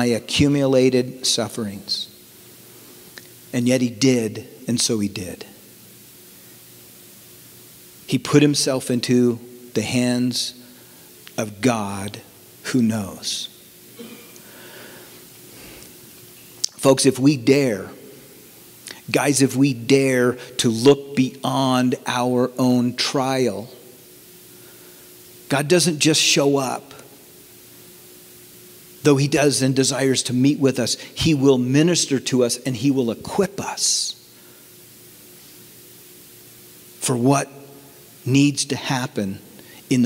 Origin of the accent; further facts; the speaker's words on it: Bay Area, California, United States; born and bred in the Bay Area